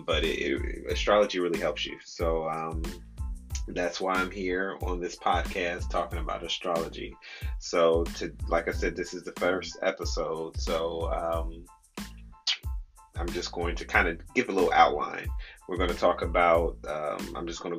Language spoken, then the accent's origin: English; Midwest, United States; I grew up in the Midwest